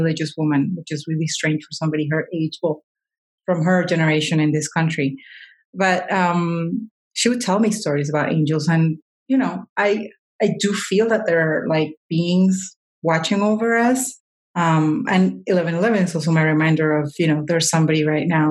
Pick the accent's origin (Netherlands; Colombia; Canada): Colombia; I'm Colombian